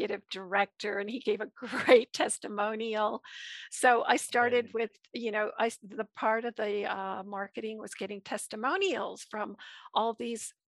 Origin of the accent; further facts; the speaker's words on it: Vermont, United States; My hometown in Vermont, where I grew up